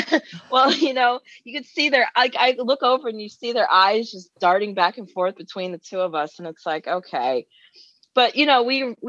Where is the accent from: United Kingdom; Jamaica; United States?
United Kingdom; London; You know, I'm originally from London, and I am blown away every time we get played in London or England or Scotland, Wales, and the Europeans.